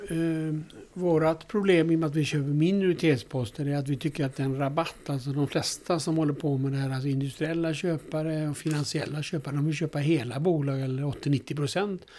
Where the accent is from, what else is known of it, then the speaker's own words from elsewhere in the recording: Alingsås, Västra Götaland, Sweden; Jag kommer från Alingsås